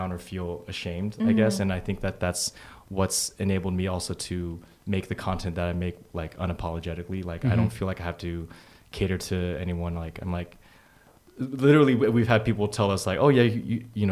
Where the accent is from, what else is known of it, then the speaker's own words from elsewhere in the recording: Bay Area, Northern California, United States; also born or lived in San Diego; I grew up in the Bay Area, NorCal.